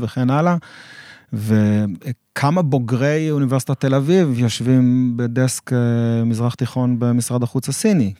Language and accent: Hebrew; Israel; אני, אני כישראלי